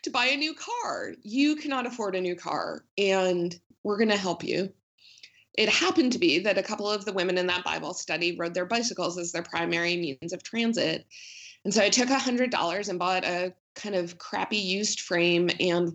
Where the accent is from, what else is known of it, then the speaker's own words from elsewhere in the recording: New Jersey, United States; moved away; I grew up in New Jersey